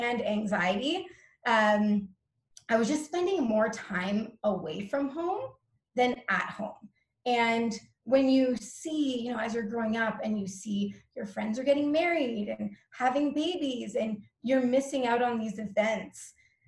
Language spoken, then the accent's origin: English; Toronto, Ontario, Canada; I'm from Toronto, Ontario, Canada, but I'm not really deeply rooted here because I'm a travel junkie